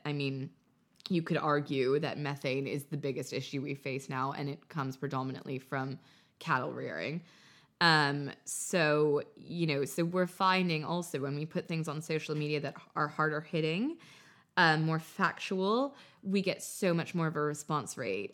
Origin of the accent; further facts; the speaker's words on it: United States; moved away as an adult; also born or lived in Paris; now in London, United Kingdom; growing up in America